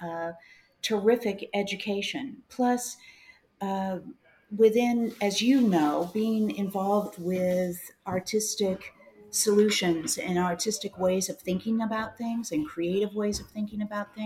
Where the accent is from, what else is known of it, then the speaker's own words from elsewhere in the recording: Kansas City, Missouri, United States; also born or lived in New Orleans; I am from Kansas City. I was born here and went to school here.